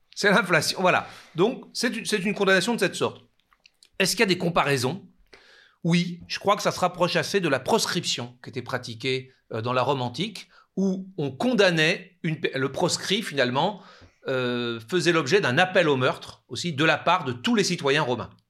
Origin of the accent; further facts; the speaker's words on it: France; chez nous, en France